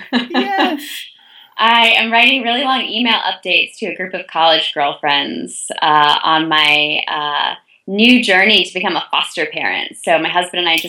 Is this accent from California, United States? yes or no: no; Chicago, Illinois, United States; moved away; also born or lived in Ann Arbor, Michigan / Davidson, North Carolina; I'd grown up in Chicago, Illinois